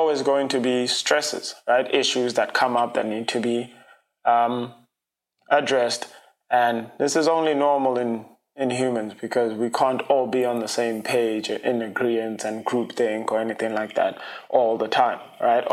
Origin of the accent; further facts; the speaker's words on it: South Africa; now in United States; I'm an international, I'm from South Africa